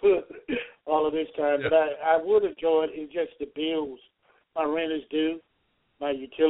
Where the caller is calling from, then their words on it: Georgia, United States; calling from Georgia.